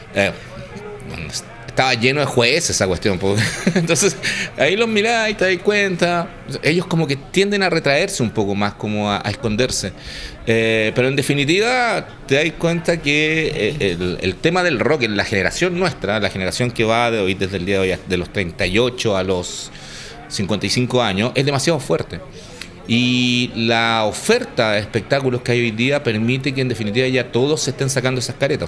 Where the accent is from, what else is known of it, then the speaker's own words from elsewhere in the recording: Santiago, Santiago Metropolitan Region, Chile; yo estudiaba en el Nacional